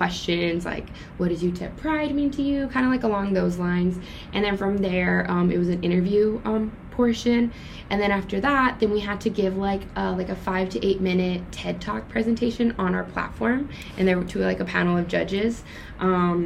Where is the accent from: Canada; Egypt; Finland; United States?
United States; El Paso, Texas; I was born and raised in El Paso